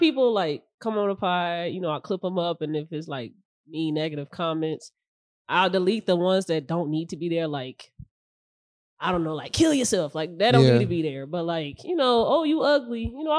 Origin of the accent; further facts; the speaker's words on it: Indiana, United States; also born or lived in Chicago, Illinois; was born on the South Side of Chicago, okay. But the same, like coming back and forth every weekend. But I'm raised in Indiana.